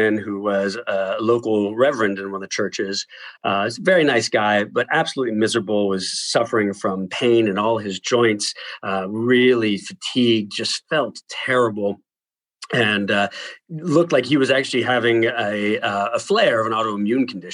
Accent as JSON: {"language": "English", "town": "Pittsburgh", "region": "Pennsylvania", "country": "United States", "also_born_or_lived": "Michigan", "moved": "as an adult", "said": "I'm originally from Pittsburgh, Pennsylvania."}